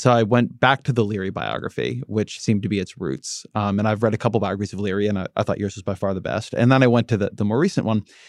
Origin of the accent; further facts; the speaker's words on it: United States; I'm American.